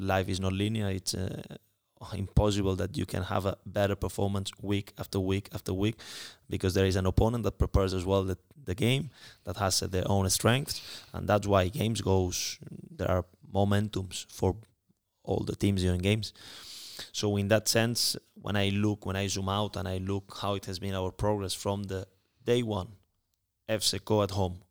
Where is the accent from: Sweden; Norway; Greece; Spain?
Spain; moved away; I'm coming from Spain